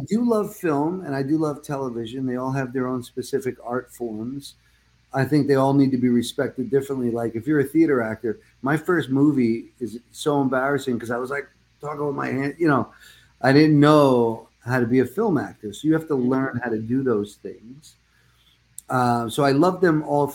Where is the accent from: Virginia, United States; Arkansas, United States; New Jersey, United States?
New Jersey, United States; moved away; also born or lived in Brooklyn, New York; I was born in Brooklyn, raised mostly in Jersey.